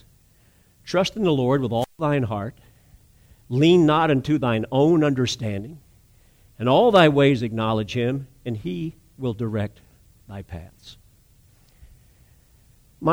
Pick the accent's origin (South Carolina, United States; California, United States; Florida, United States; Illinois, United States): South Carolina, United States; North Charleston; I was raised in North Area. Every one of the kids I was raised around were families that were Navy Yard workers, paper mill, West Vaco